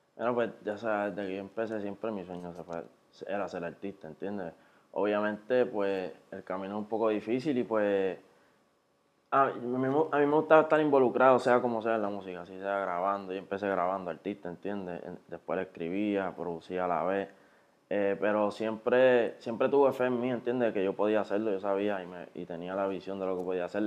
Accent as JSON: {"language": "Spanish", "town": "Carolina", "country": "Puerto Rico", "said": "yo soy de ahí de Carolina, de Residencia de San Martín y de la 65"}